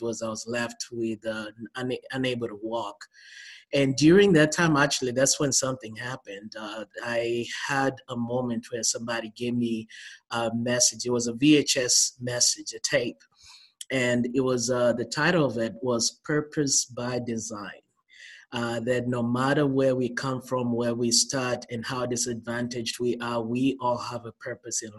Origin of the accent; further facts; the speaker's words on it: Nakuru, Nakuru County, Kenya; moved away as an adult; now in United States; I was born and raised in Kenya